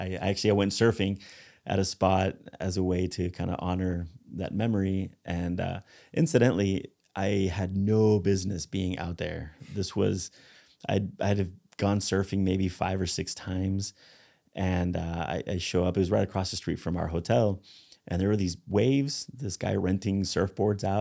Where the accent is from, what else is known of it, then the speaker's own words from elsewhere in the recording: Spain; moved away; I grew up in Spain